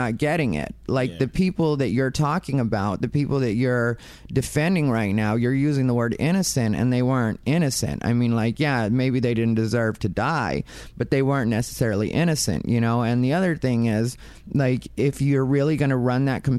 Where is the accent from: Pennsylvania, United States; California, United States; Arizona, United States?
Arizona, United States; I'm also from Arizona.